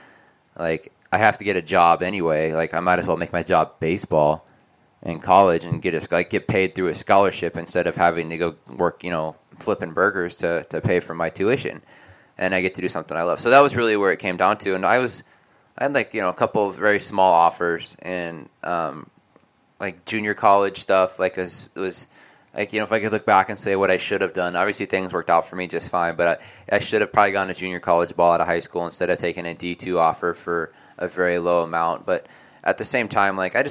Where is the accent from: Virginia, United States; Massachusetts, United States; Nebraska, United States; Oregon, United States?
Oregon, United States; I grew up in a tiny town of 15,000 people too.